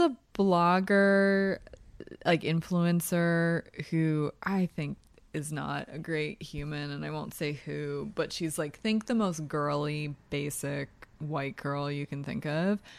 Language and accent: English; New Hope, Pennsylvania, United States; I am from New Hope, Pennsylvania.